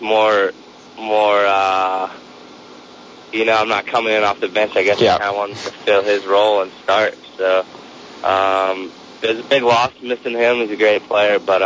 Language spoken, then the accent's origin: English; Winston-Salem, North Carolina, United States; moved away; I'm from Winston-Salem, where Wake Forest is